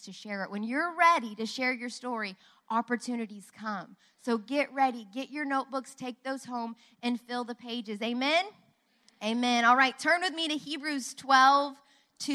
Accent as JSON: {"language": "English", "town": "Tulsa", "region": "Oklahoma", "country": "United States", "tie": "born or raised there", "also_born_or_lived": "Dallas", "lives_now": "Oklahoma City, United States", "said": "We grew up in Tulsa."}